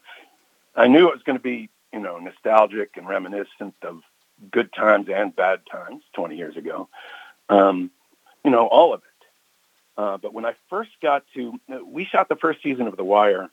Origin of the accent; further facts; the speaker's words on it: Washington, District of Columbia, United States; I was born in Washington D.C. I grew up here uh, in the '60s